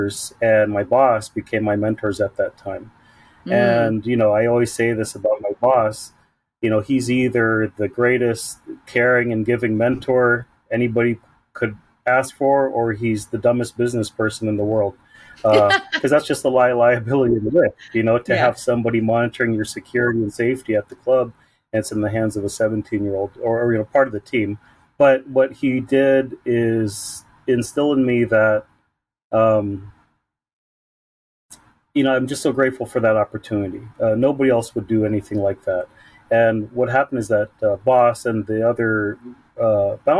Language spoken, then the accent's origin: English; San Diego, California, United States; I was born and raised in National City, Chula Vista and Bonita parts of San Diego, born and raised